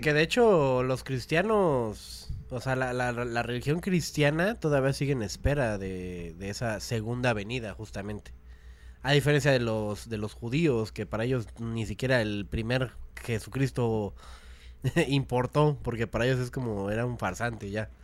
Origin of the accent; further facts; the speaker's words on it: Mexico City, Mexico; also born or lived in Cuautitlán, State of Mexico; Yo nací aquí en la Ciudad de México.